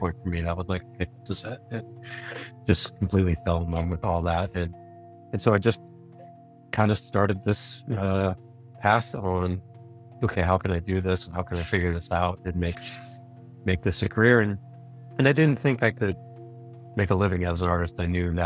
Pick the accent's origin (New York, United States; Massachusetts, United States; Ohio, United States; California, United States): Massachusetts, United States; Boston; moved away as an adult; also born or lived in Utah / San Diego; I'm originally from the Boston area, New England. And pretty much right out of high school, I turned 18 and moved west.